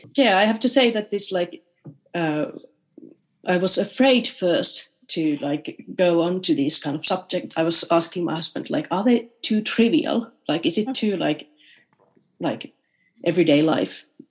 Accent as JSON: {"language": "English", "town": "Rovaniemi", "region": "Lapland", "country": "Finland", "tie": "born or raised there", "said": "in Rovaniemi, um, in my hometown when I was playing the piano"}